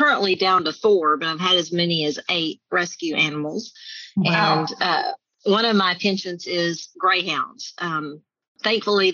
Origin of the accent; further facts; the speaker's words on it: Mexia, Texas, United States; I am a small town girl. I grew up in Mahia, Texas